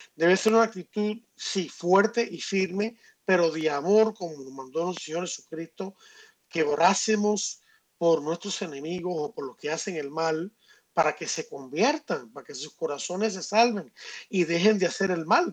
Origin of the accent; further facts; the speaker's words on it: Cuba; now in Miami, United States; yo soy cubano y tengo sangre, eh, y tengo sangre eh, afrocubana